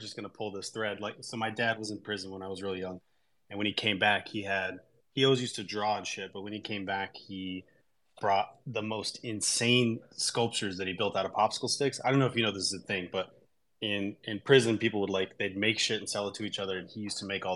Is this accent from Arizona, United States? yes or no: yes; Tucson, Arizona, United States; moved away; I was born and raised in Tucson, Arizona, in actually a little rural shitty town just on the outside of Tucson, Arizona